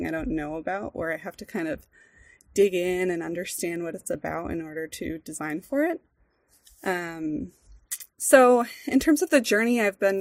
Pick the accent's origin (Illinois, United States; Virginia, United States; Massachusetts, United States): Massachusetts, United States; Boston; moved away as an adult; also born or lived in Rhode Island; now in Central Oregon, United States; I grew up in the Boston area in Massachusetts. I was born in the city, grew up outside of it in suburban, kind of north of Boston